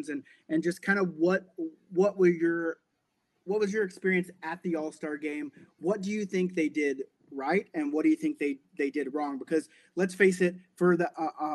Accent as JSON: {"language": "English", "region": "Oklahoma", "country": "United States", "moved": "yes", "lives_now": "Calgary, Canada", "said": "I live in Calgary now, but I'm from Oklahoma."}